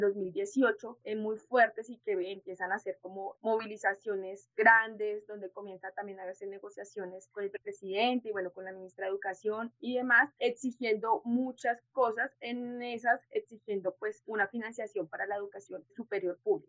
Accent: Soacha, Cundinamarca, Colombia; also born or lived in Bogotá; soy del municipio de Soacha, soy soachuna. Yo llego aquí a como a los cinco años, seis años de Bogotá a Soacha

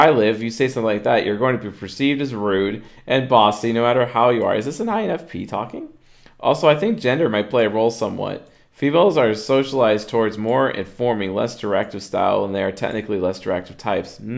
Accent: Minnesota, United States; Ooh, I'm thinking one's culture and upbringing is going to affect this a bit. I'm from Minnesota.

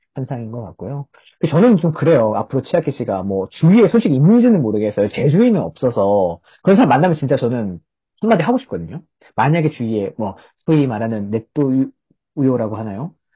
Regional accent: South Korea

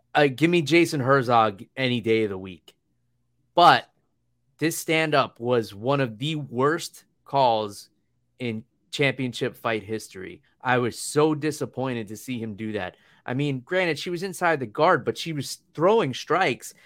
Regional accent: New York, United States; I come from New York where it's pretty easy to get around. We got trains

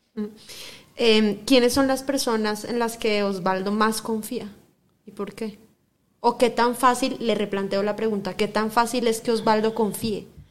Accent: Bogotá, Colombia; Yo soy Rola

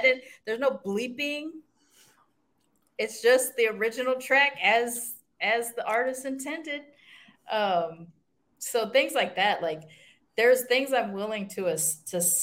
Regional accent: California, United States; moved away as an adult; now in Mérida, Mexico; California, United States.

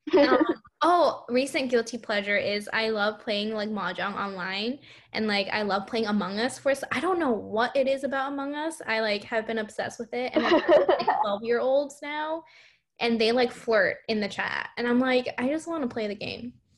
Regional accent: Hong Kong; now in United States; we are both from Hong Kong.

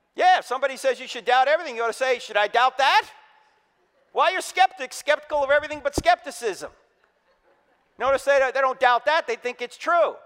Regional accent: New Jersey, United States; moved away; I'm originally from New Jersey

